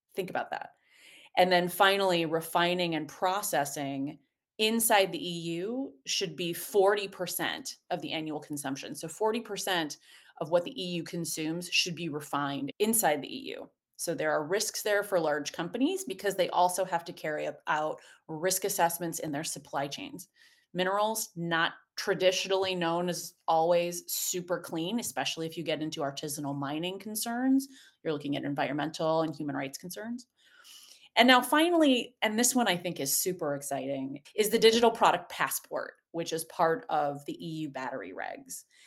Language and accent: English; Indiana, United States; now in East Coast, United States; I am a proud Hoosier